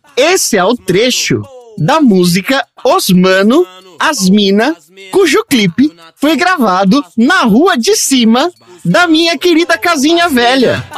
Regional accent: São Paulo, Brazil; no bairro da Coab de José Bonifácio, terra onde nasci e cresci na zona leste

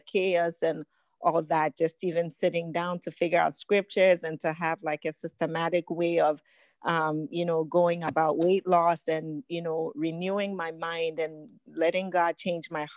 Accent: Ghana; now in United States; I was born in Ghana, West Africa

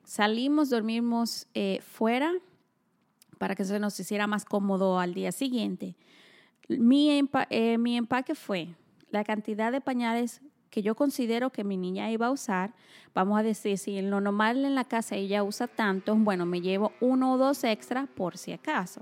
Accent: Dominican Republic; moved away; nosotros que somos de República Dominicana

